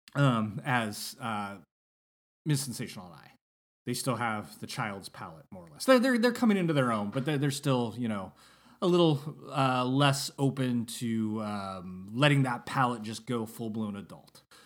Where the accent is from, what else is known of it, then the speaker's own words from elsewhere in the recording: Northern California, United States; when I was growing up in Northern California